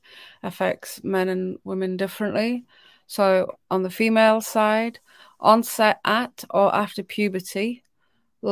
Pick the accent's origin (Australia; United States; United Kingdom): United Kingdom; I'm British